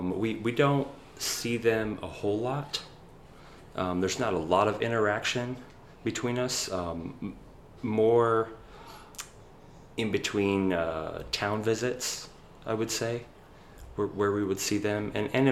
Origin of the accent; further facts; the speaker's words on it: Tualatin, Oregon, United States; moved away as an adult; also born or lived in Seattle; now in Houston, United States; I grew up in a little town south of Portland called Tualatin, and I went to middle school and high school there. Went to Tualatin High School.